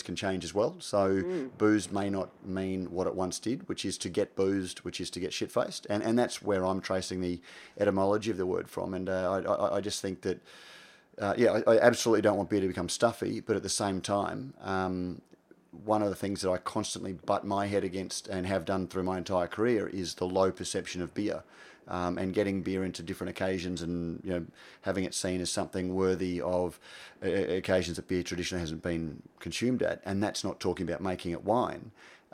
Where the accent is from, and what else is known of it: Australia